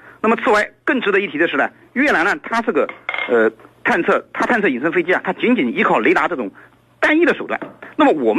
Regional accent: China; 但是我们中国人一向有自力更生的这个优良传统

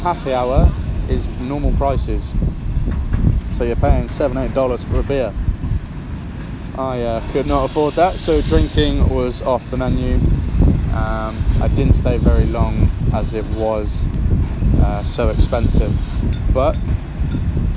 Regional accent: England, United Kingdom

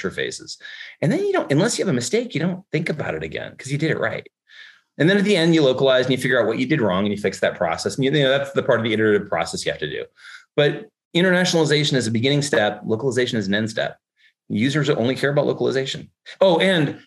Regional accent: California, United States; accent: Californian English; first language English; I am a native speaker of Californian English.

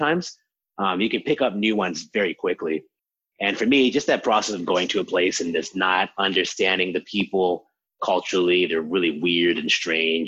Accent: Harrisburg, Pennsylvania, United States; I grew up in Harrisburg, Pennsylvania, in kind of normal American suburbs

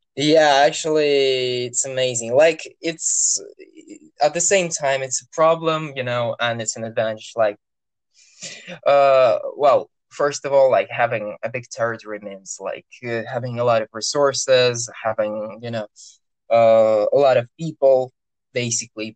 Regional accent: Orenburg, Orenburg Oblast, Russia; orenburg that's my hometown

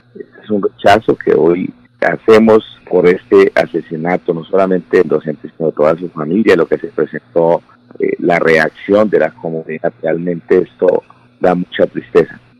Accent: Colombia

